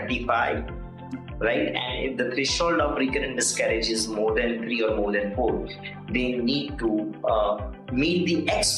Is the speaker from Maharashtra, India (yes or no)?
no; Gujarat, India; I'm from Gujarat